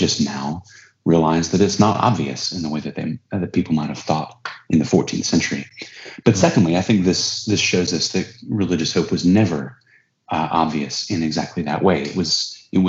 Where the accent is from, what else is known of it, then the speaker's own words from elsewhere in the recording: United States; as an American